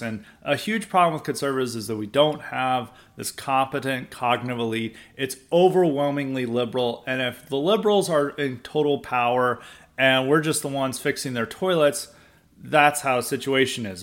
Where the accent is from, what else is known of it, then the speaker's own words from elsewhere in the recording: the South, United States; I grew up in the South.